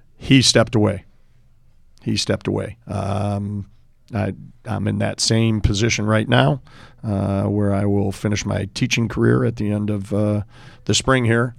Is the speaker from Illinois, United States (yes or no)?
yes; Park Ridge, Illinois, United States; growing up in Park Ridge, uh, youngest of seven